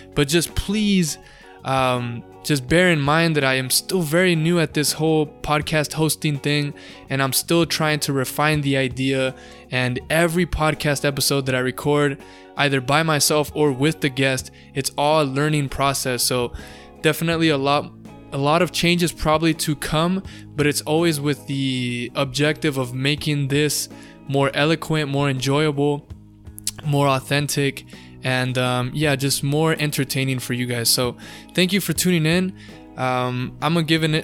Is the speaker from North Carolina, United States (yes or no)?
no; Lake Elsinore, California, United States; I grew up in Lake Elsinore